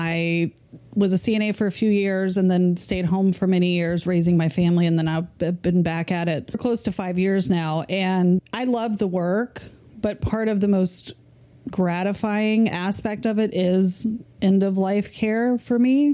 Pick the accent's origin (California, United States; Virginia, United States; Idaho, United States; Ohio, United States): Virginia, United States; now in Florida, United States; I'm from Virginia